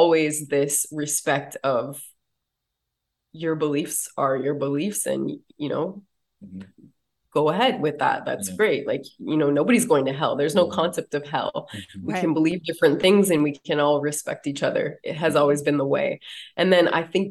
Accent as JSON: {"language": "English", "country": "United States", "tie": "born or raised there", "said": "when I was a kid growing up on the Standing Rock Reservation"}